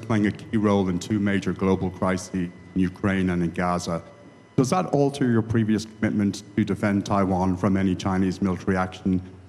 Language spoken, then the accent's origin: English; Ireland; as an Irishman